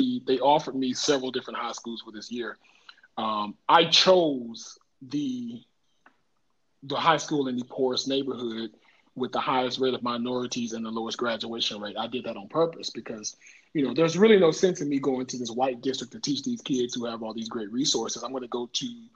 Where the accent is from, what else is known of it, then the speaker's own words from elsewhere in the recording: Dallas, Texas, United States; I grew up in Oak Cliff, Texas. I grew up in Dallas in Oak Cliff